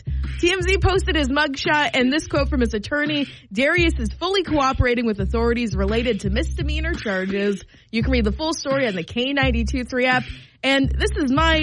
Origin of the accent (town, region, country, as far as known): Pennsylvania, United States; born or raised there; moved away